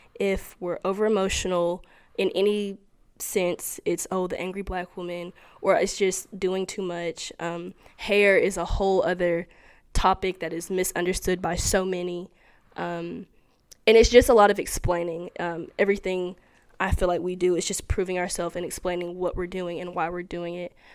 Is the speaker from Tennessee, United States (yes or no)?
yes; Cleveland, Tennessee, United States; I'm from Cleveland, Tennessee